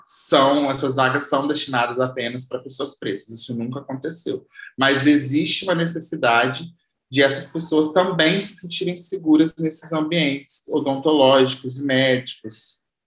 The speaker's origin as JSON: {"language": "Portuguese", "town": "Valença", "region": "Rio de Janeiro", "country": "Brazil", "said": "A gente é da mesma cidade, eu também sou da cidade de Valença"}